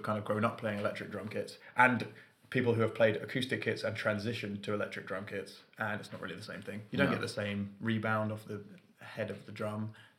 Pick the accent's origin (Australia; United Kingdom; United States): United Kingdom; London; now in Manchester, United Kingdom; I came from London, so I was pretty used to it.